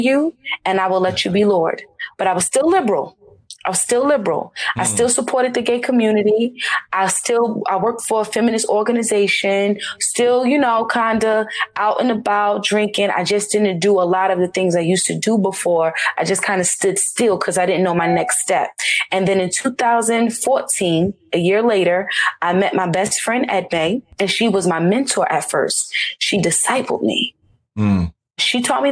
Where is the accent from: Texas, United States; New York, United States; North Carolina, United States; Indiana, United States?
North Carolina, United States; Charlotte; I grew up in Charlotte, North Carolina.